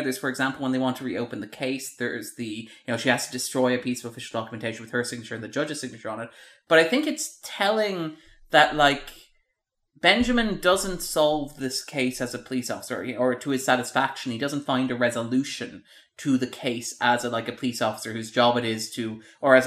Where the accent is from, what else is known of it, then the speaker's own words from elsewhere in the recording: Ireland; we are Irish